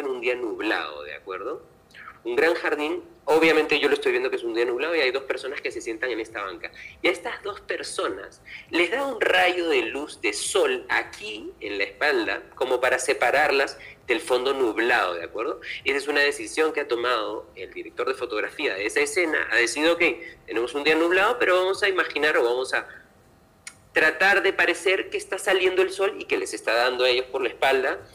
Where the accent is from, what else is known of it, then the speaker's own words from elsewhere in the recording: Lima, Peru; moved away as an adult; also born or lived in Seville, Spain; Lima, que es de donde yo soy, porque yo nací en Lima